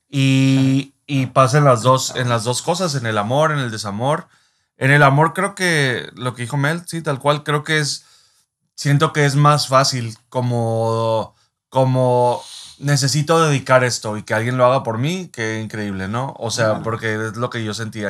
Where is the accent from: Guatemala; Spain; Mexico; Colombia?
Mexico; nosotros como mexicanos